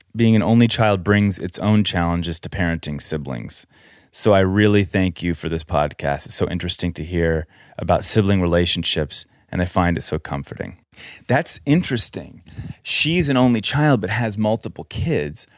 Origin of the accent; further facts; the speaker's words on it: Colorado, United States; moved away; We grew up in Colorado